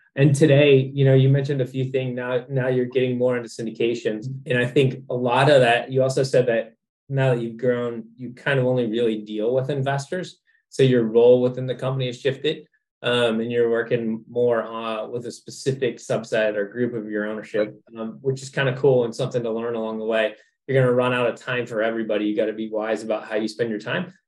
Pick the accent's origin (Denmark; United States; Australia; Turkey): United States; Cincinnati, Ohio; moved away as an adult; also born or lived in Dayton, Ohio; now in Orlando, United States; I was born in Dayton, raised in Cincinnati, and then went to Ohio State.